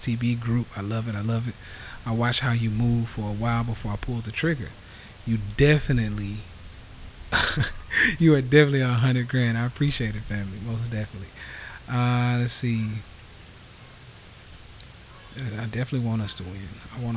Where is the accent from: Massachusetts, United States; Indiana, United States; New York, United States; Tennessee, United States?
Tennessee, United States; Nashville; Nashville, Tennessee, where I'm from